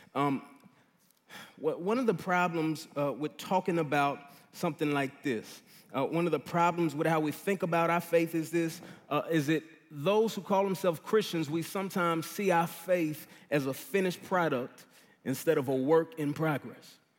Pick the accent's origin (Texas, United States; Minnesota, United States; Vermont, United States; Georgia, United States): Texas, United States; Dallas; moved away; I'm from Dallas, uh, grew up here